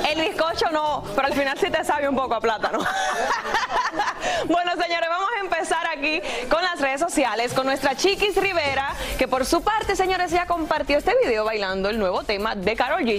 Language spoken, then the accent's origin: Spanish; Dominican Republic; Yo soy más dominicana que todo el mundo, señores. Feliz de la independencia de mi país